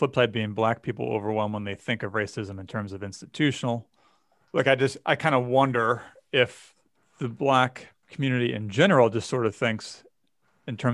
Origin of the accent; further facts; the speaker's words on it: Vermont, United States; I grew up in Vermont, the whitest state in the country